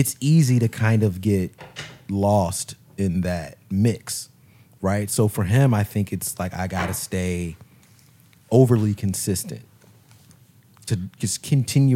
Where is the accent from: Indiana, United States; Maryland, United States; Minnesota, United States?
Maryland, United States; Baltimore; Being from Baltimore, we're all from Baltimore here.